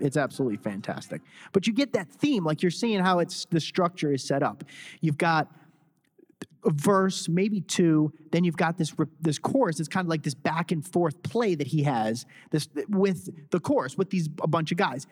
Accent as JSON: {"language": "English", "region": "Connecticut", "country": "United States", "tie": "born or raised there", "said": "I was born in Connecticut"}